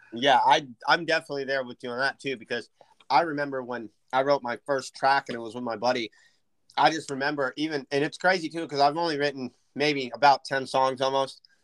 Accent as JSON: {"language": "English", "town": "Point Arena", "region": "California", "country": "United States", "tie": "born or raised there", "said": "I grew up in Point Arena"}